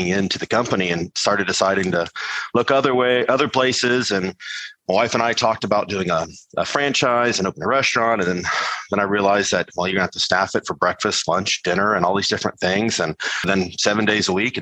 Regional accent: Charleston, South Carolina, United States; growing up in Charleston, South Carolina

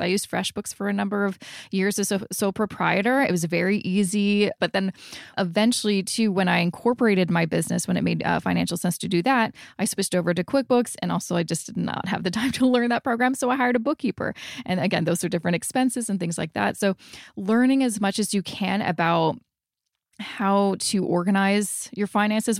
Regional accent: Vancouver, British Columbia, Canada; moved away as an adult; now in Toronto, Canada; We're originally from Vancouver. And so when we moved here 10 years ago, we, we really didn't know anybody

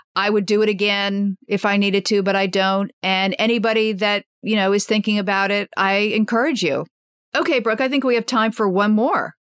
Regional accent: Washington, District of Columbia, United States; I grew up in Washington, D.C., and my parents were political journalists during Watergate

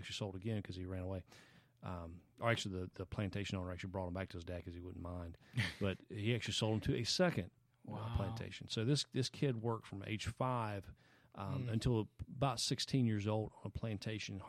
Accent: Anderson, South Carolina, United States; moved away; I'm from Anderson, South Carolina, Anderson mm-hmm. County, South Carolina

